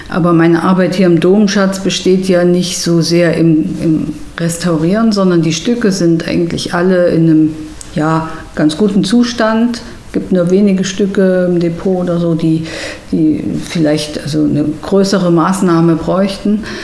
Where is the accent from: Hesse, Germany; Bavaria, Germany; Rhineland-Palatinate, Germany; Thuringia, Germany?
Thuringia, Germany; Erfurt; auch in Thüringen, weil ich stamme ja aus Erfurt.